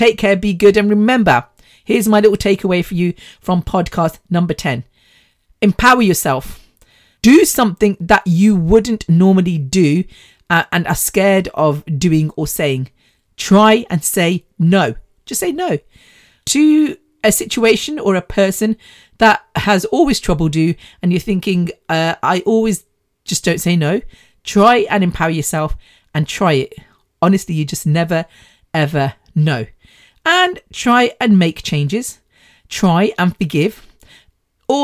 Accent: United Kingdom; born there; But I think being British born, having the British culture instilled in us, but then being able to participate and understand the Indian culture is amazing.

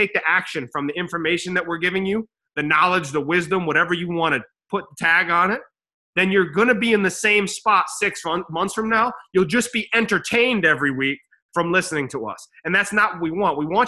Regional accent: New York, United States; I'm from Cam Road in New York

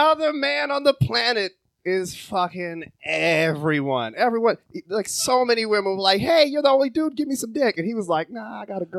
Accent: Jamaica; because I'm Jamaican

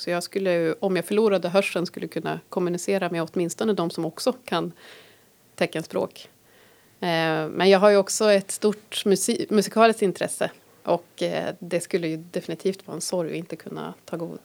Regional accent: Härnösand, Västernorrland County, Sweden; moved away as an adult; jag är uppvuxen här

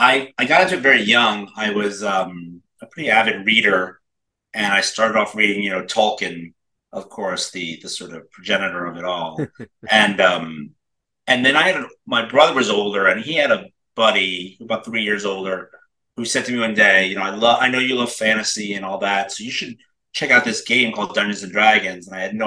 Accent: Brooklyn, New York, United States; now in Los Angeles, United States; I am a New Yorker. I'm from Brooklyn, New York originally, but you know, like I tell people, I don't talk like that no more. But yeah, I grew up in New York. Manhattan, and then Brooklyn, Manhattan, and then moved out to Los Angeles.

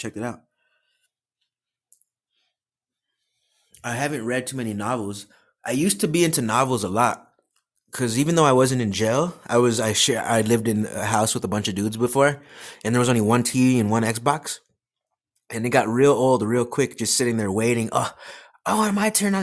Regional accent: United States; I'm a 31-year-old American, so I have pretty much that American experience

